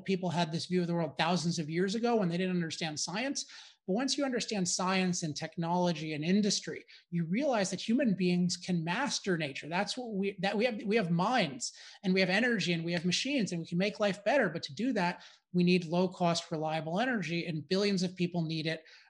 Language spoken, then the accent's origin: English; California, United States; I'm from California